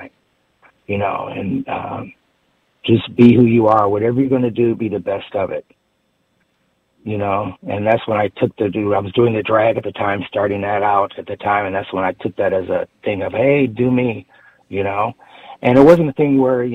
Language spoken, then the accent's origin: English; Midwest, United States; growing up in the Midwest